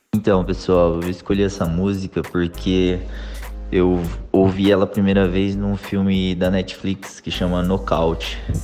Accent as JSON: {"language": "Portuguese", "country": "Brazil", "tie": "born or raised there", "said": "eu me mudei para o Brasil de 3 para 4 anos, mais ou menos. Foi quando os meus pais decidiram voltar"}